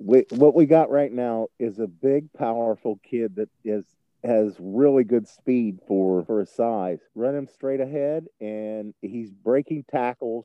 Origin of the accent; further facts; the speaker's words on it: Ohio, United States; as a kid growing up in the Buckeye State